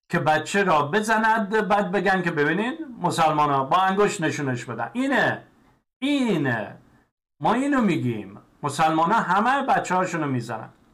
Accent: Iran; moved away; من هم ایرانی هستم

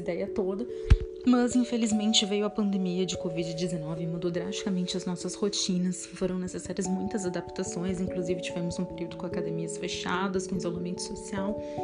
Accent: Pelotas, Rio Grande do Sul, Brazil; aqui na minha cidade, que eu sou de Pelotas, no Rio Grande do Sul

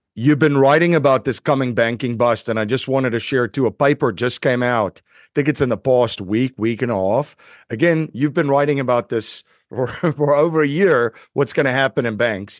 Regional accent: South Africa; moved away; I grew up in South Africa

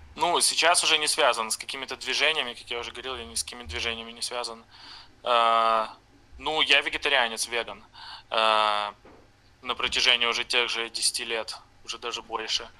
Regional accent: Brest, Brest Region, Belarus; moved away as an adult; now in Novorossiysk, Russia; я из Бреста, из э, Беларуси

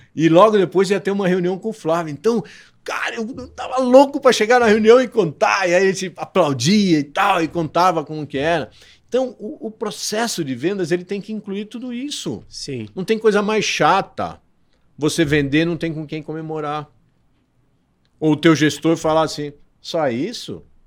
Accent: Santos, São Paulo, Brazil; moved away as an adult; now in São Paulo, Brazil; eu sou de Santos

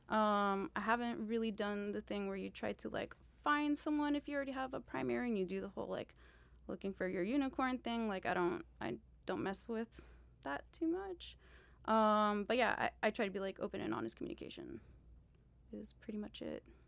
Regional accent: Miami, Florida, United States; I'm from Miami

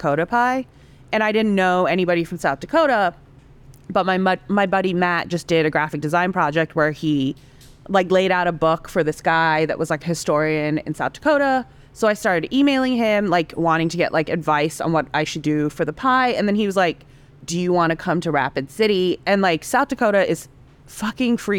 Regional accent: Hong Kong; moved away as an adult; also born or lived in Singapore / Indonesia / Savannah, Georgia; now in New York, United States; I grew up in Hong Kong mainly from when I was 5 to when I came here for college.

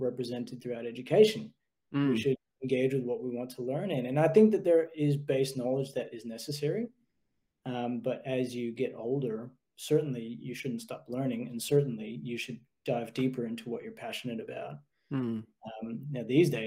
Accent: United States; now in Australia; growing up in the States

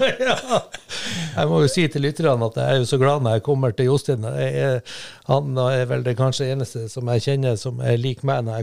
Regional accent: Bodø, Nordland, Norway; Uh, nei, ikke etter jeg var vel fem, når fattern og mutter'n eh, bygde nytt hus, fem-seks år eller noe sånt, før vi flytta ut av byen og med i vanlig bolighus og nybyggerfelt.

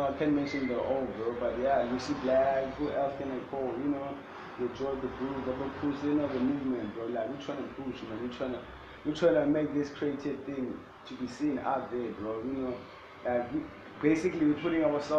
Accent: Eastern Cape, South Africa; now in Cape Town, South Africa; I'm from the Eastern Cape.

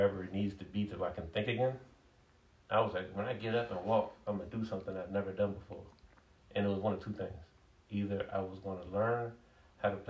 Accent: Hyattsville, Maryland, United States; also born or lived in Capitol Heights, Maryland / Southeast Washington, D.C.; I grew up in Capitol Heights, Hyattsville, Southeast

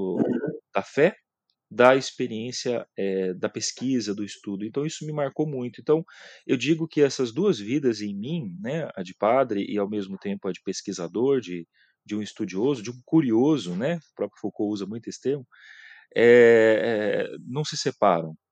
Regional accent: Mirante do Paranapanema, São Paulo, Brazil; eu sou do interior de São Paulo, aqui de Presidente Prudente, né, da região de Presidente Prudente, de uma cidade chamada Mirante do Paranapanema

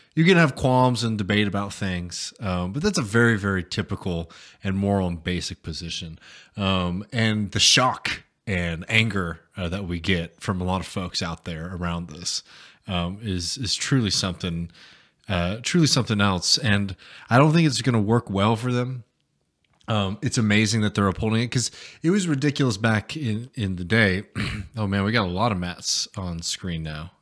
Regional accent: United States; as an American

